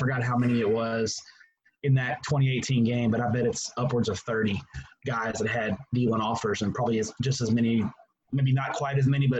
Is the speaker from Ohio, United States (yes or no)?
no; Everman, Texas, United States; I'm from Everman.